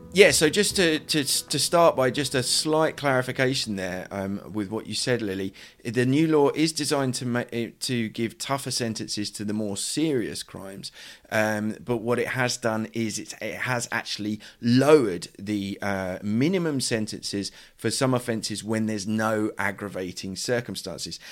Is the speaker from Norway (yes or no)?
no; United Kingdom; now in Madrid, Spain; I'm a British journalist based in Madrid